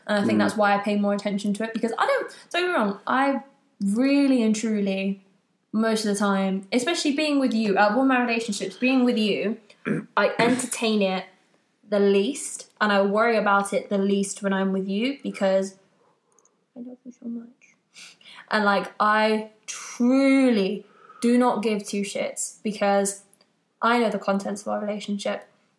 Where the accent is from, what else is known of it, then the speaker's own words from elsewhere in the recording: United Kingdom; We're both British, yeah.